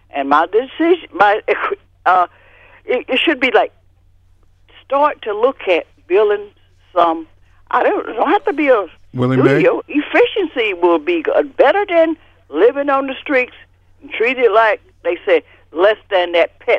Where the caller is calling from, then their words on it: Newark, New Jersey, United States; I'm from Newark